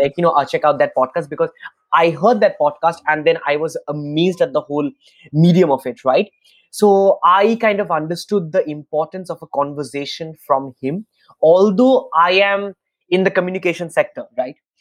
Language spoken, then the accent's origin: English; Kolkata, West Bengal, India; I'm in uh, Kolkata in my hometown in India